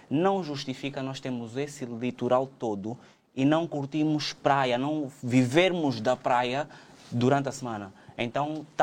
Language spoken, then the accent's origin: Portuguese; Angola; A, a, nossa vida enquanto angolanos aqui é tão complicada, tão desgastante